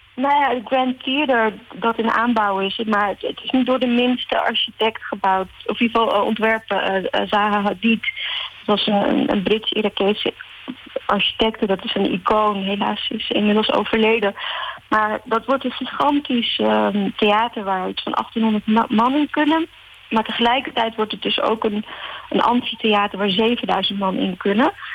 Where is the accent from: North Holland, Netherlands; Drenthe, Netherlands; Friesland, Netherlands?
North Holland, Netherlands; Amsterdam; also born or lived in Morocco; now in Rotterdam, Netherlands; Ik ben in Marokko geboren. Mhm. en ik ben in Amsterdam getogen en ik woon in Rotterdam.